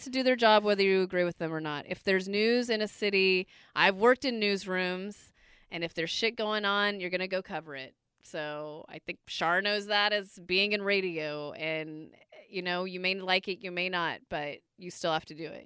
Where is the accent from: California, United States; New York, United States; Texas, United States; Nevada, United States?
California, United States; Bay Area; I was born and raised in the Bay Area.